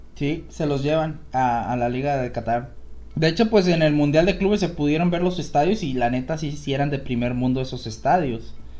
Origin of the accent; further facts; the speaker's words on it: Mexico; siendo mexicano